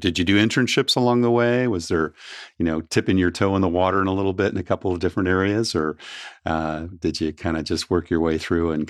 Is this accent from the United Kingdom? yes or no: no; California, United States; I grew up in Southern Cal.